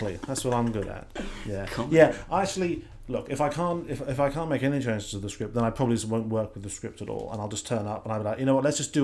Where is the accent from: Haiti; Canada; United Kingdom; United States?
United Kingdom; England; I'm English